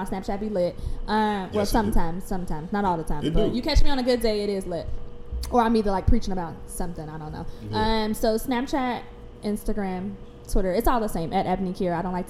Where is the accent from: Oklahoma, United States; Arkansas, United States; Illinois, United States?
Illinois, United States; Chicago; I grew up on 61st and Kimbark.